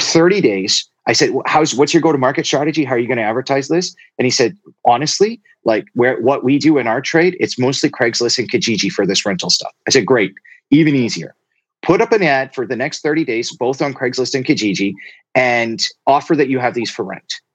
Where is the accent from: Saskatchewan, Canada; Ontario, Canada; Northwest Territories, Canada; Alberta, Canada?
Alberta, Canada; Two Hills; I, I, spent most of my childhood in a small town called Two Hills, Alberta